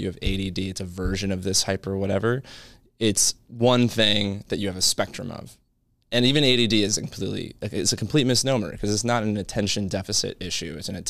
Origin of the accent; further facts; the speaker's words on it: Maryland, United States; So yeah, I'm a boy from Maryland.